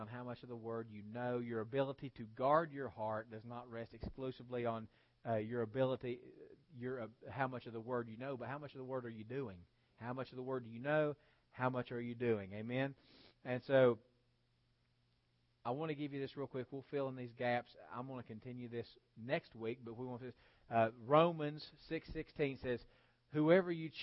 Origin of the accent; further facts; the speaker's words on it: West Virginia, United States; I'm from West Virginia